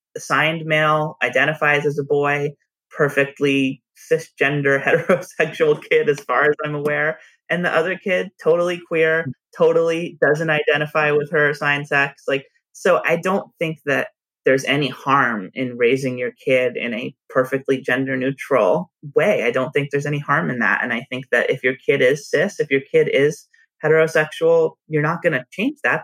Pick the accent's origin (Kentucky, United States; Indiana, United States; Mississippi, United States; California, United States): California, United States; a suburb of Los Angeles; moved away; also born or lived in San Francisco; we grew up in a suburb of Los Angeles.